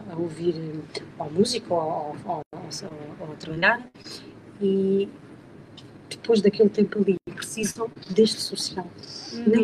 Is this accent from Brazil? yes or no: no; Alentejo, Portugal; accent: Alentejano